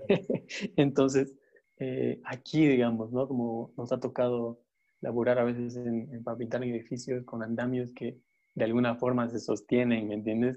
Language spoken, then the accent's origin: Spanish; Bolivia; siendo como sudamericanos y más bolivianos